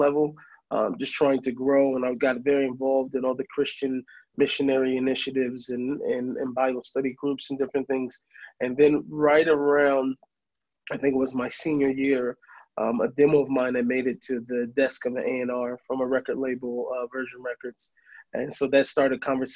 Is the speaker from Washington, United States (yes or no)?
yes; Seattle, Washington, United States; moved away as an adult; now in Jerusalem, Israel; I grew up in Seattle